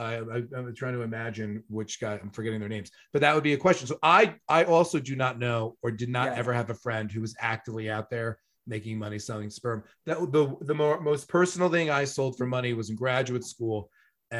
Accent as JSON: {"language": "English", "area": "Long Island", "region": "New York", "country": "United States", "tie": "born or raised there", "also_born_or_lived": "Buffalo / Ohio", "said": "I was a Penn State fan growing up on Long Island"}